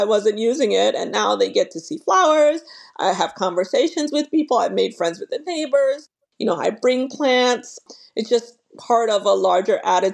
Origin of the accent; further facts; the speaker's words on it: New York City, New York, United States; now in Norfolk, United States; growing up in New York across the street from the Brooklyn Botanic Garden